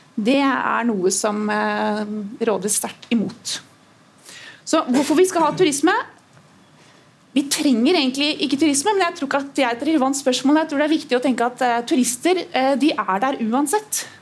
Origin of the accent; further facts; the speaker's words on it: Trondheim, Trøndelag, Norway; moved away; jeg er født her i Trondheim, jeg vokste opp her de første årene